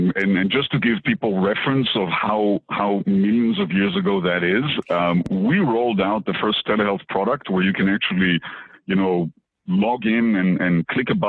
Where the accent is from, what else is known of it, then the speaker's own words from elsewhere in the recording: Israel; moved away as an adult; now in Boston, United States; I was born in Israel, and I used to be a practicing physician